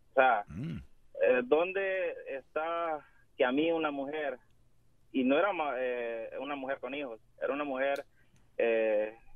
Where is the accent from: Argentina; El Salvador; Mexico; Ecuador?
El Salvador; moved away; Soy del Salvador.